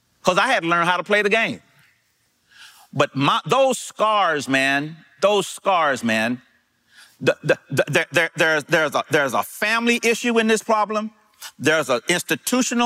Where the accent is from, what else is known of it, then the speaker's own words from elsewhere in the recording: East St. Louis, Illinois, United States; I'm from East St. Louis, Illinois